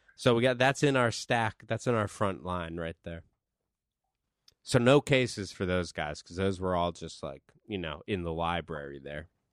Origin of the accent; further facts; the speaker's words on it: East Coast, United States; East Coast. I'm from the East Coast.